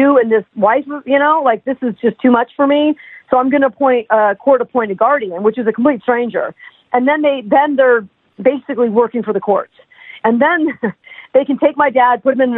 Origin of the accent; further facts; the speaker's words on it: New York City, New York, United States; we're all from New York City